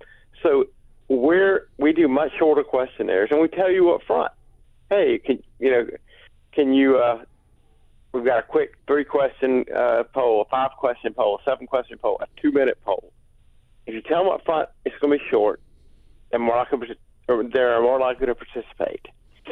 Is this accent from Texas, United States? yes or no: no; South Carolina, United States; And I grew up doing politics in South Carolina, learned that from him.